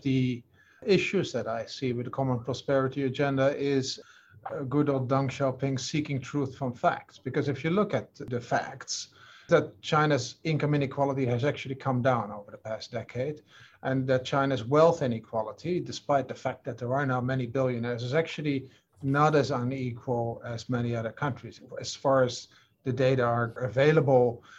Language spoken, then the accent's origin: English; Netherlands; moved away; my home country, the Netherlands